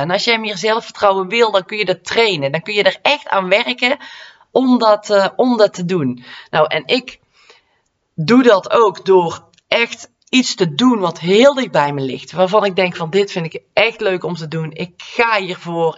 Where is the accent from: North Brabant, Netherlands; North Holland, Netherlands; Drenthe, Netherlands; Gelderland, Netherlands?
North Brabant, Netherlands; accent: Brabantse; mijn Brabantse accent